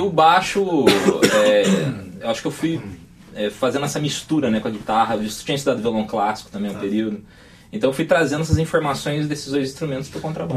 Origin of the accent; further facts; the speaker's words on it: Ribeirão Preto, São Paulo, Brazil; also born or lived in São Carlos; Nasci em São Carlos, mas um ano de idade eu já estava em Ribeirão